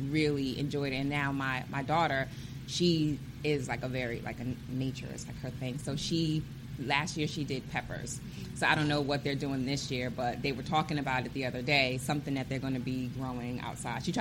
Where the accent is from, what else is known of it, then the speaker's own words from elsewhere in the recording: New York, United States; moved away; I'm from New York so we didn't have we don't have farms